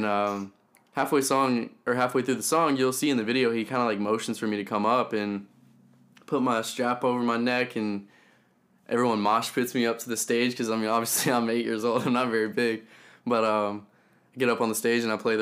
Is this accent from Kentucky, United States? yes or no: yes; Elizabethtown, Kentucky, United States; moved away as an adult; now in Nashville, United States; I grew up in a small town in Kentucky called Elizabethtown